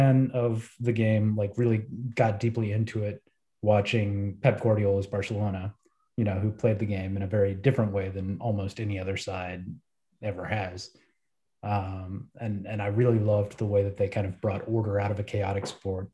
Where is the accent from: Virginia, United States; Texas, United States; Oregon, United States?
Texas, United States; moved away as an adult; also born or lived in Brazil / Mexico; that was the path that I went down growing up in Texas